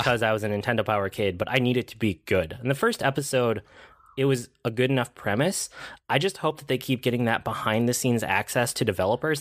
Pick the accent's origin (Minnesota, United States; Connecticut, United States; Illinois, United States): Minnesota, United States; I'm Minnesotan.